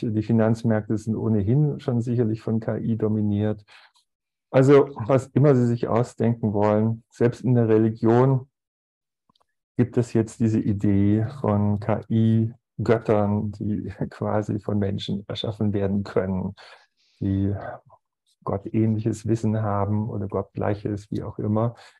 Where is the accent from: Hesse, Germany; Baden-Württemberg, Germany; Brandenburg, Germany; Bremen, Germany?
Baden-Württemberg, Germany; Aalen; moved away as an adult; now in Zurich, Switzerland; ich bin im ehrwürdigen Kreissaal der Stadt Aalen zur Welt gekommen